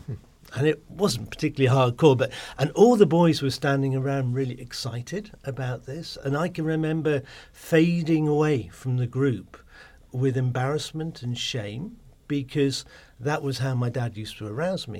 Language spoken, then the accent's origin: English; Cornwall, South West England, United Kingdom; I grew up down in Cornwall